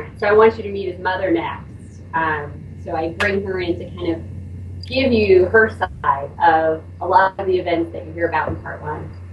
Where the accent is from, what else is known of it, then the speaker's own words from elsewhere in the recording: Oklahoma, United States; now in Bay Area, United States; I grew up predominantly in Oklahoma